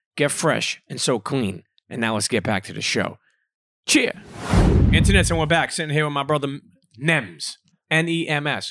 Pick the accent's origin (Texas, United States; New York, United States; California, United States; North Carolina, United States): New York, United States; Brooklyn; growing up in Coney Island